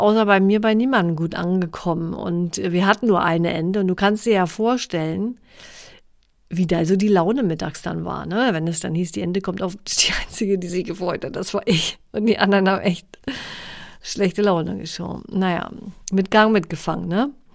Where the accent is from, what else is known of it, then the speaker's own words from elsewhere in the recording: Mecklenburg-Vorpommern, Germany; Ich komme ja aus, aus Mecklenburg-Vorpommern